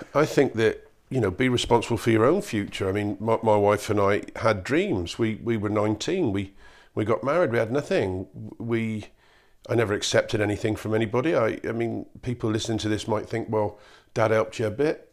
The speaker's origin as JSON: {"language": "English", "town": "Cheltenham", "region": "South West England", "country": "United Kingdom", "said": "I come from Cheltenham. It's a nice part of nice part of the world. We don't have a lot of recession around here."}